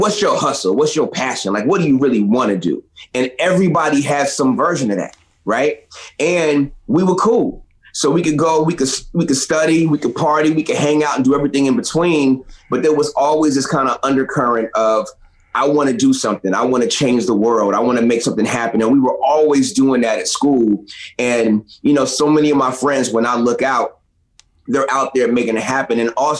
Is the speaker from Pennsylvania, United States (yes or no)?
yes; Philadelphia, Pennsylvania, United States; I grew up in Philadelphia, Philly, PA, and my mom wound up taking a job in Florida.